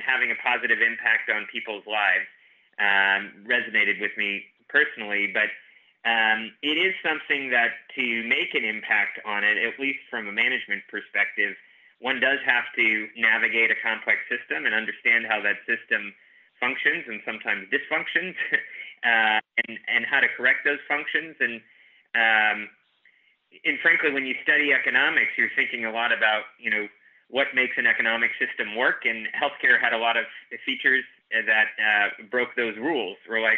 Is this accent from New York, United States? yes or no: no; New Jersey, United States; Yeah, I immigrated all the way from New Jersey.